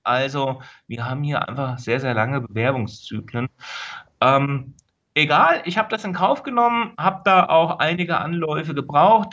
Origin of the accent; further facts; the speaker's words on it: Linden, Hesse, Germany; now in Berlin, Germany; aufgewachsen bin ich in Linden. Das ist ein kleines Dorf, eine kleine Stadt in der Nähe von Gießen